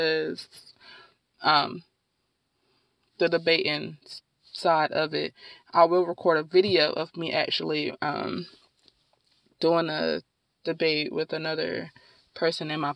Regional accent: Durham, North Carolina, United States; also born or lived in Winston-Salem, North Carolina; I am from Durham, North Carolina, born and raised in Durham, North Carolina

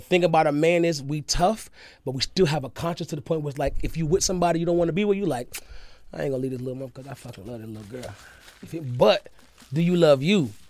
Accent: the South, United States; where in my roots, where I'm raised, it's from, came from the South.

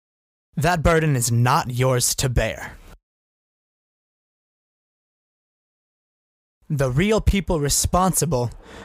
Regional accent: North Brookfield, Massachusetts, United States; In my hometown of North Brookfield

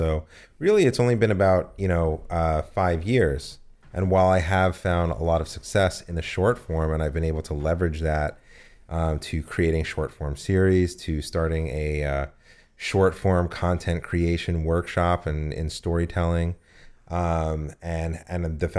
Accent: United States; moved away; also born or lived in New Jersey; No, I'm from New York and New Jersey. I did undergrad theater at Rutgers.

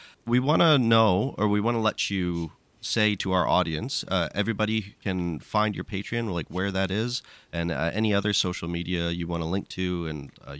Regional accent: Canada; now in New Zealand; I'm from a very small town, from Canada originally. I live in New Zealand now

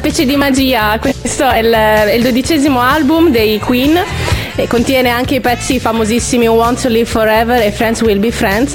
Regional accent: Reggio Emilia, Emilia-Romagna, Italy; nel nostro dialetto, nel dialetto reggiano

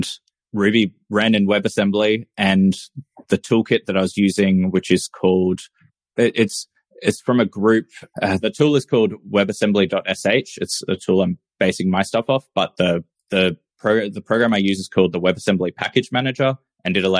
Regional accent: Australia; I'm a software engineer from Australia.

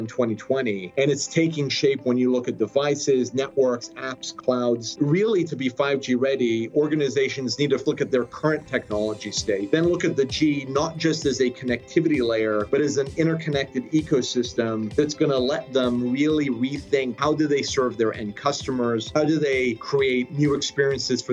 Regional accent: Cardiff, Wales, United Kingdom; also born or lived in Swansea / Oklahoma; now in United States; I was born in Swansea, raised in Cardiff, Wales, and then moved to the US in the early 90s.

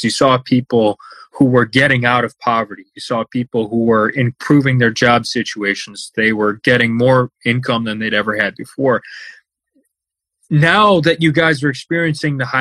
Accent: Chicago, Illinois, United States; I'm from the Chicago area

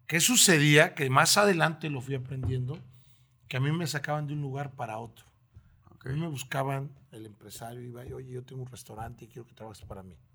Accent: Oaxaca, Mexico; now in Torreón, Mexico; gusta ir a Oaxaca, tiene desde que llegué a Torreón no he ido, pero me gusta mucho Oaxaca

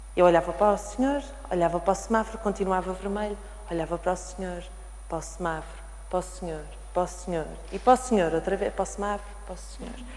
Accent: the North, Northern Portugal, Portugal; eu sou nortenha

